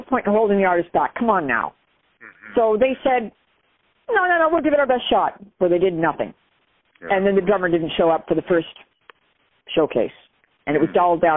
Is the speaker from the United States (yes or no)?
no; Canada; I'm Canadian